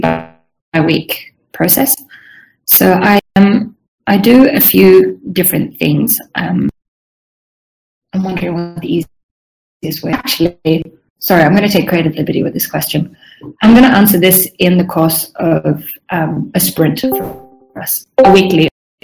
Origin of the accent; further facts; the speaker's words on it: Sweden; English is a second language; also born or lived in Southern Africa; now in Melbourne, Australia; And I'm Swedish originally. So my background's a little bit scattered. I grew up in Southern Africa. My family still lives there. But then I moved to my native Sweden when I was 18